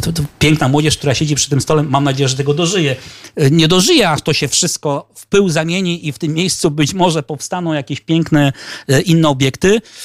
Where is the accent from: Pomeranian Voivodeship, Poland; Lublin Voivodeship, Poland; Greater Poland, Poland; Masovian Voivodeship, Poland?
Pomeranian Voivodeship, Poland; Gdańsk; ja jestem z Gdańska